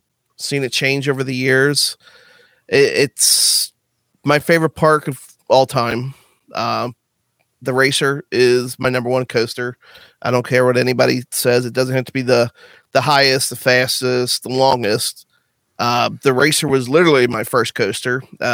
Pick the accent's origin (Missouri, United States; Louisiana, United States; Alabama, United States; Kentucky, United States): Kentucky, United States; Northern; I'm from the Northern Kentucky area, just south of Cincinnati, Ohio.